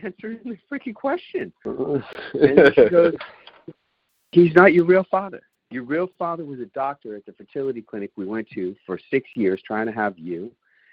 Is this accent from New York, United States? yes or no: yes; New York City, New York, United States; And I've been living here my whole life. I grew up in New York City.